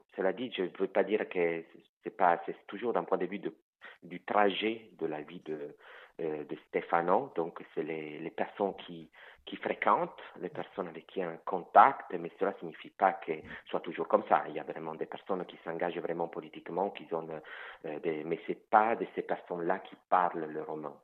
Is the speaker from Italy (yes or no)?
yes; Italy; first language Italian; French is a second language; moved away as an adult; also born or lived in France; now in Quebec, Canada; je suis italien, ma langue maternelle c'est l'italien, mais je ne la maîtrise plus